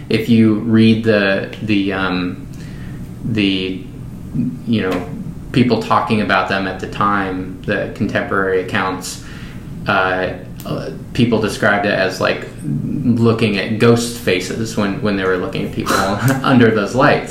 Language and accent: English; Skagit Valley, Washington, United States; moved away; I grew up in the Skagit Valley, which is north of. It's in western Washington, north of Seattle